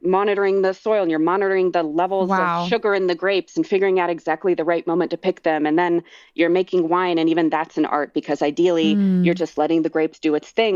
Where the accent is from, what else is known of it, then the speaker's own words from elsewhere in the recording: rural North Carolina, United States; moved away as an adult; now in Sonoma, United States; I grew up in rural North Carolina